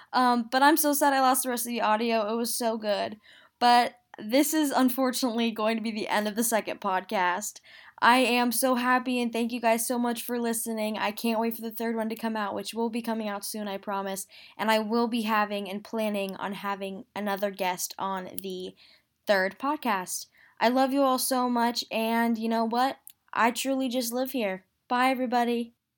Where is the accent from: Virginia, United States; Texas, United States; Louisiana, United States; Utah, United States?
Utah, United States; now in New Jersey, United States; I am from Utah. I was raised in Utah